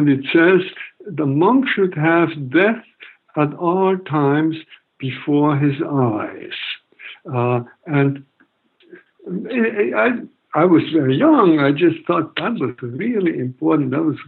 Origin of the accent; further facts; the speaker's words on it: Germany; moved away; I grew up in Nazi Germany all my teens